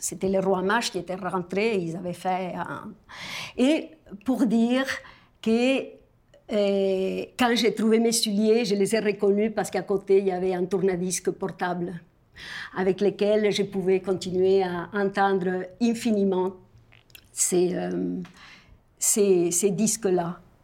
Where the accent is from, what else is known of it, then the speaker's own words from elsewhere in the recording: Argentina; moved away; je viens de l'Argentine